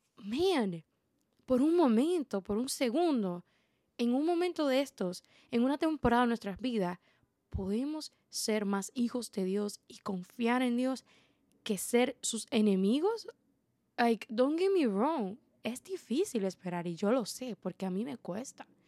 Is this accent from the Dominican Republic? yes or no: yes; Dominican Republic; como buena dominicana